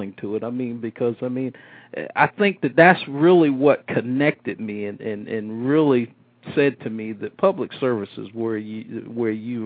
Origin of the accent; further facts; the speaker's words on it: Midway, Florida, United States; also born or lived in Brooklyn, New York; When I was a young kid growing up in Midway